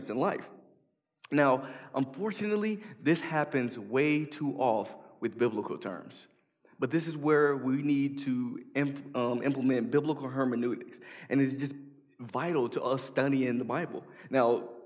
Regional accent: Chicago, Illinois, United States; moved away; I'm from Chicago

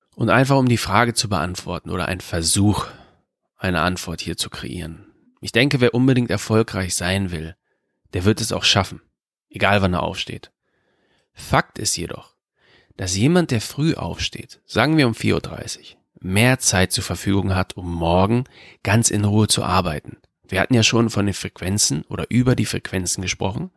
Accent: Germany; in Deutschland, in meiner Heimatstadt.

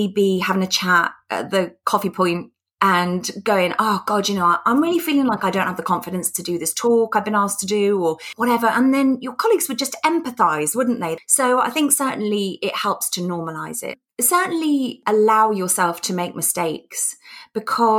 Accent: United Kingdom; being British

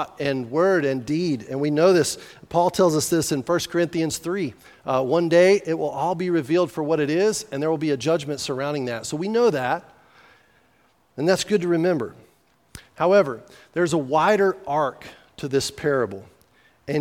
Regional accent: New Mexico, United States; I was from New Mexico.

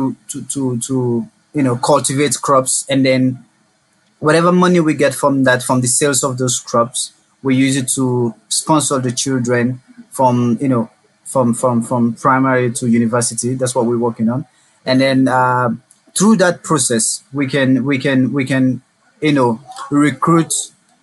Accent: Sierra Leone; I'm from Sierra Leone, and I'm currently in my final years at the university

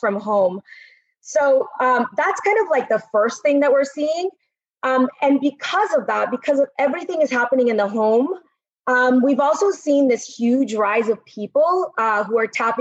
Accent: Caracas, Capital District, Venezuela; So I was born in Caracas, Venezuela

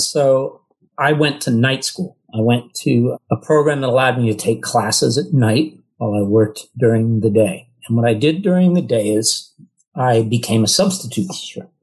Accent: California, United States; moved away as an adult; also born or lived in New York; I was originally from California and wanted to be near family

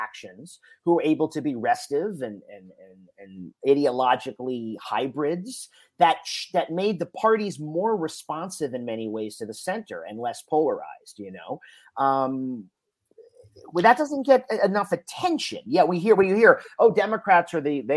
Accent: Florida, United States; moved away; I'm originally from Florida

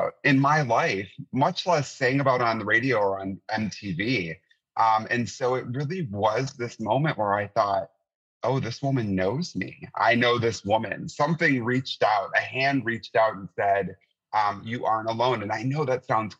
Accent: Wisconsin, United States; I grew up in Wisconsin in the 80s and 90s

